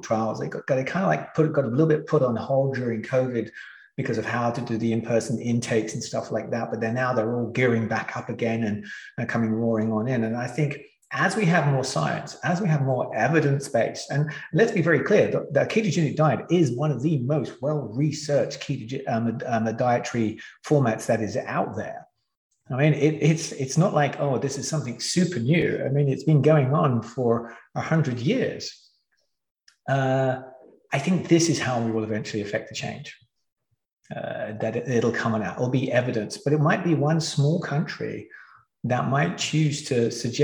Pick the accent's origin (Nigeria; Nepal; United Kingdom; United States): United Kingdom; England; I grew up in England.